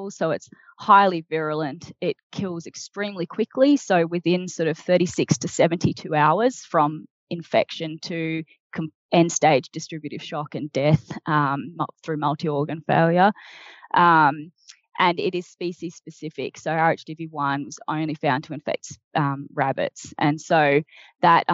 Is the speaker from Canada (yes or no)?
no; Australia